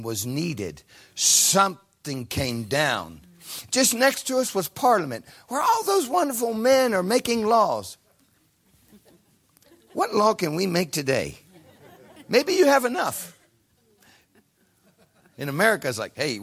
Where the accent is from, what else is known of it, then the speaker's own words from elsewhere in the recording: Ohio, United States; moved away; an American from a cornfield in Ohio, a farm boy